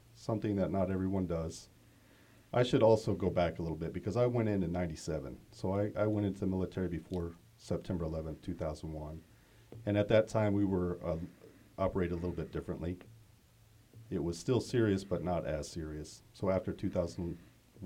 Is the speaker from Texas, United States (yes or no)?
no; Carthage, Missouri, United States; I'm originally from Carthage, Missouri. It's in the southwest corner of Missouri down by Joplin.